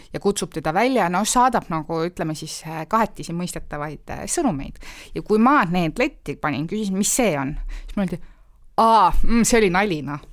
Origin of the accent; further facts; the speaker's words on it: Nõmme, Harju County, Estonia; Nõmmele tegelikult need, noh, mu kodukandis